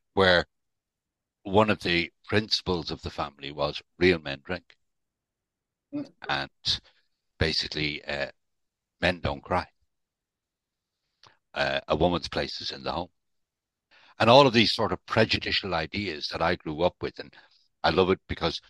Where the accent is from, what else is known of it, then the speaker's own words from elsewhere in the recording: Dublin, Leinster, Ireland; now in United Kingdom; I'm not actually from the UK. I was born and brought up in Dublin.